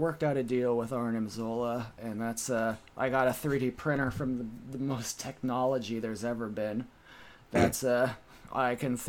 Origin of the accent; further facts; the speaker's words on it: United Kingdom; Oh, hello. I'm British.